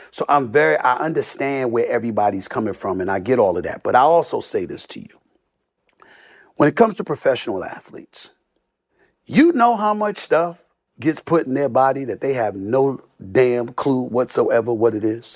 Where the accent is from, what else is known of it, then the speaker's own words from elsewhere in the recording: New York City, New York, United States; I grew up in Hollis, Queens